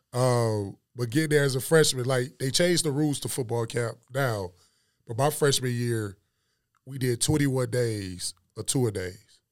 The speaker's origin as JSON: {"language": "English", "town": "Detroit", "region": "Michigan", "country": "United States", "tie": "born or raised there", "moved": "as an adult", "lives_now": "Dallas, United States", "said": "Joy Road, man. Grew up old, right there on the Joy Road. Graduated from Cody."}